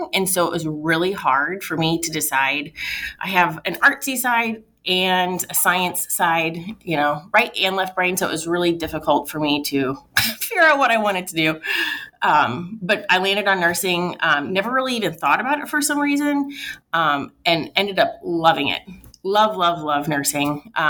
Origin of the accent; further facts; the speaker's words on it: Washington, Missouri, United States; also born or lived in St. Louis / Florissant; I went to St. Francis Borgia. So we lived in Florissant. And then when I was around, I think I was 8, we moved to Washington, Missouri.